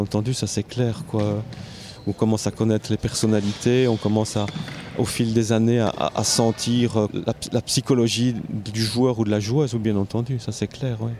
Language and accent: French; Namur, Wallonia, Belgium; je viens de Namur